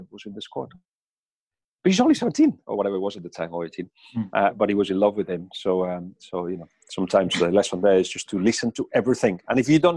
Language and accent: English; Spain